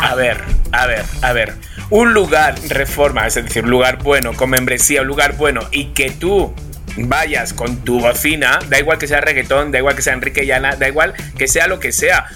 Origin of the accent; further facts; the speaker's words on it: Spain; Soy español